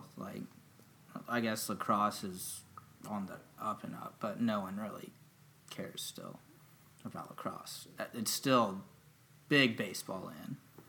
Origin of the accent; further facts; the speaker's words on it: Charlotte, North Carolina, United States; I was born in Charlotte, 1995, born and raised.